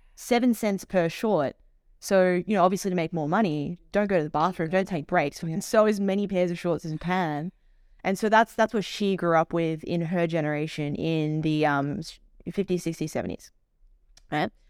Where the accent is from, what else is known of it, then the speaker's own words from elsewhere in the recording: Melbourne, Victoria, Australia; moved away; I'm originally from Melbourne